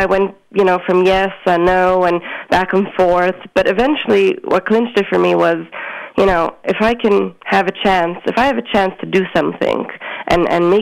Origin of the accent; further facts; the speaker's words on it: Montreal, Quebec, Canada; I grew up on the border between two boroughs on Hutchison Street, and my childhood was a typical Montreal Hasidic upbringing